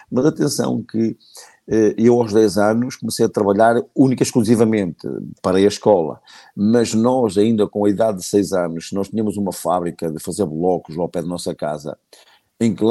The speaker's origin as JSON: {"language": "Portuguese", "town": "Fermentões", "region": "Norte", "country": "Portugal", "said": "Sou de Fermentões."}